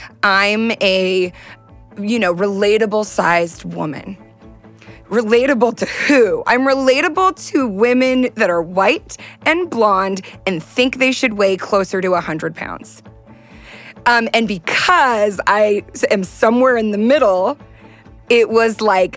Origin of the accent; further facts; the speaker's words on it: Southern California, United States; I'm from Southern California